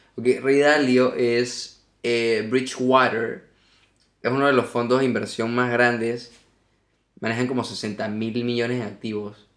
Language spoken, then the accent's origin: Spanish; Margarita Island, Nueva Esparta, Venezuela; now in Spain; Porque yo nací en una isla. Yo nací en Margarita